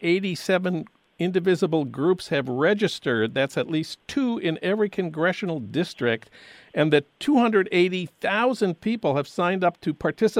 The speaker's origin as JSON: {"language": "English", "town": "St. Paul", "region": "Minnesota", "country": "United States", "tie": "born or raised there", "moved": "yes", "lives_now": "Los Angeles, United States", "said": "That's news from my hometown of St. Paul."}